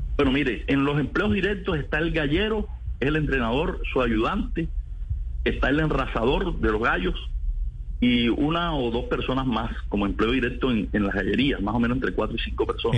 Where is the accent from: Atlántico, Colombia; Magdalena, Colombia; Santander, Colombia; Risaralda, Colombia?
Atlántico, Colombia; Sabanalarga; Yo soy de Sabana Larga Atlántico, okay. de Barranquilla